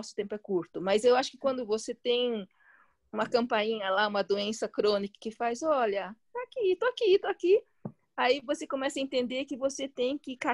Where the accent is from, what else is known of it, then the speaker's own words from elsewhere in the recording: China; E, e o chinês, né, eu sou chinesa, né? Para quem não sabe